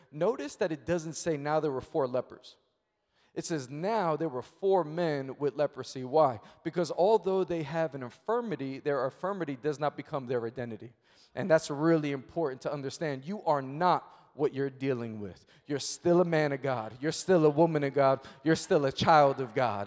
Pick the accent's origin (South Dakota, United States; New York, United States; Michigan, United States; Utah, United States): New York, United States; New York City; I'm born and raised in Queens, New York